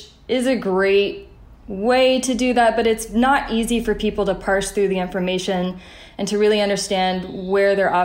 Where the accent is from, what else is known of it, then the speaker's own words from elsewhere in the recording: the South, United States; I grew up in the South, where the motto, leave a place better than you found it, is really instilled in you